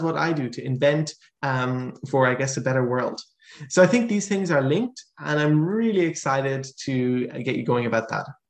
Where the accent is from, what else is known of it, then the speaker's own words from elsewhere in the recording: Ireland; now in Netherlands; I'm originally Irish